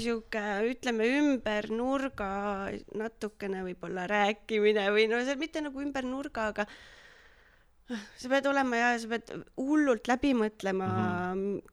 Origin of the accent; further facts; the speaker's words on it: Viljandi, Viljandi County, Estonia; moved away as an adult; also born or lived in Tallinn; now in Nõo, Estonia; aga pärit olen Viljandist, kasvasin üles Viljandimaal ja käisin seal äh, põhikoolis, keskkoolis